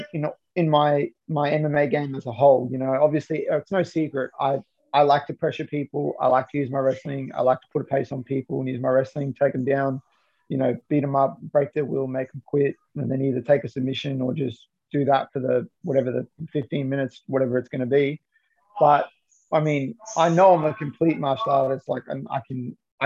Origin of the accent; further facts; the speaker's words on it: Johannesburg, Gauteng, South Africa; moved away; I'm originally, I was born in Johannesburg in South Africa.